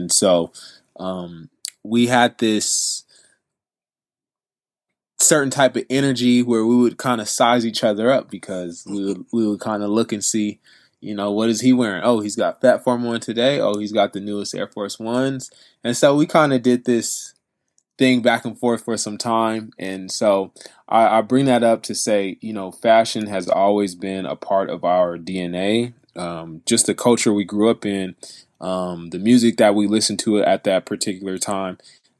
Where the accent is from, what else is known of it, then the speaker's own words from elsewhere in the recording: Riverside, California, United States; we're proud to say we're from the Inland Empire. Brandon being from Reno Valley, I'm from Riverside